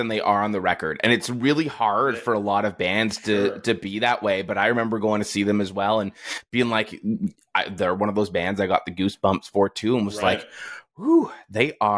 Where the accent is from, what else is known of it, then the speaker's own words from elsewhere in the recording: Toronto, Ontario, Canada; I'm from Toronto